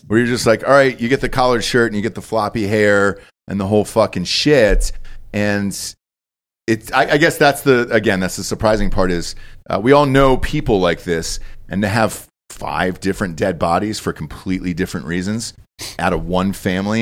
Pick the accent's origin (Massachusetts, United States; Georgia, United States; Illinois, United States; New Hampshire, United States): Georgia, United States; moved away as an adult; also born or lived in North Carolina / Los Angeles; I grew up in Georgia my entire life